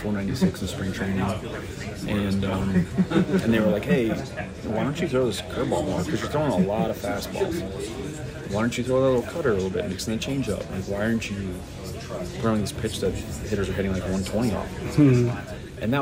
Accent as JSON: {"language": "English", "town": "Trumbull", "region": "Connecticut", "country": "United States", "tie": "born or raised there", "also_born_or_lived": "Flemington, New Jersey", "said": "I grew up in Trumbull, Connecticut"}